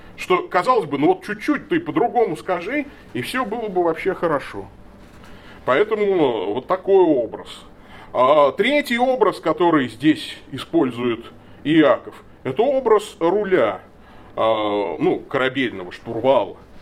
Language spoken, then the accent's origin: Russian; Tolyatti, Samara Oblast, Russia; moved away; я родом из Тольятти